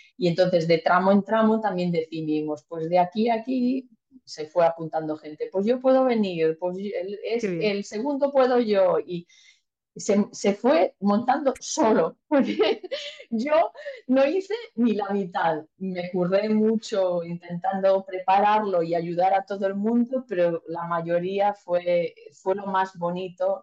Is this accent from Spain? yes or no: yes; Malpica, Galicia, Spain; moved away; also born or lived in Mallorca; mi pueblo, de Malpica